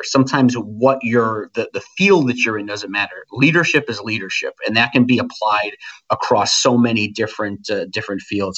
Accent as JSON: {"language": "English", "region": "New England", "country": "United States", "tie": "born or raised there", "said": "growing up in New England in the 80s and 90s"}